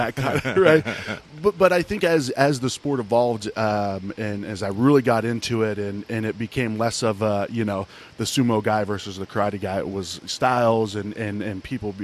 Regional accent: Ohio, United States; I grew up in a small town in Ohio

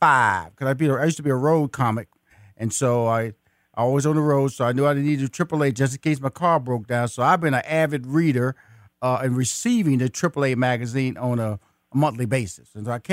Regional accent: Houston, Texas, United States; I'm from Fifth Ward, Texas, in Houston, and two communities. Mama, in the heart of Houston.

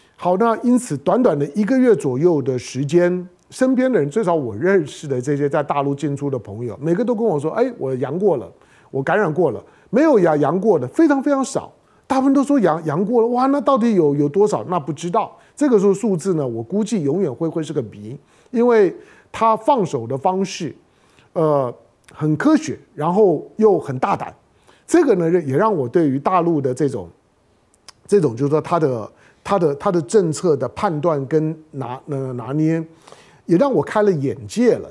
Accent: Taiwan; 台湾是我土生土长的地方啊

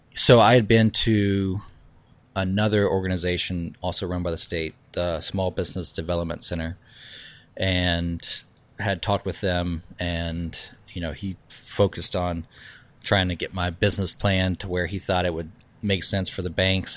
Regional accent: Charleston, South Carolina, United States; moved away; also born or lived in New York / San Francisco; I was born in Charleston

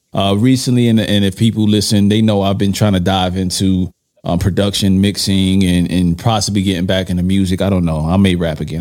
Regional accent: New York, United States; I'm from New York.

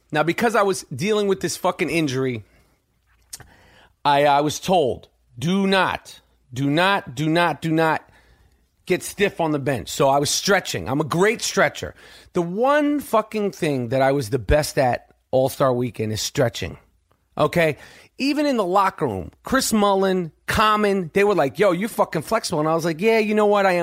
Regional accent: Canada; I'm I'm Canadian, and I could probably I probably played hockey.

